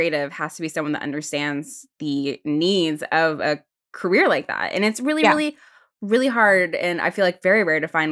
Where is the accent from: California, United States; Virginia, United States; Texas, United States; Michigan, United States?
Virginia, United States; Stafford; now in New York, United States; I'm from Virginia